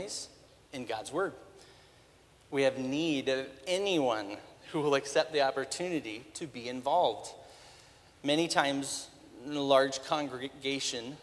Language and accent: English; Spokane, Washington, United States; I was born and raised in Spokane